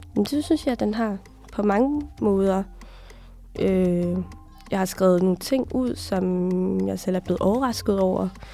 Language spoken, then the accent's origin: Danish; Aalborg, North Denmark Region, Denmark; also born or lived in Somalia; Jeg er fra Aalborg